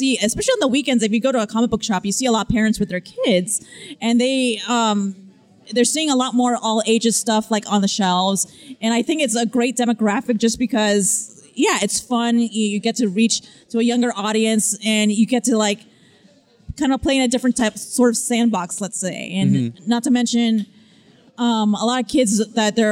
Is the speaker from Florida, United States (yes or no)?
yes; Miami, Florida, United States; accent: Miami; moved away; I have a bit of a Miami accent only when I go back home to Miami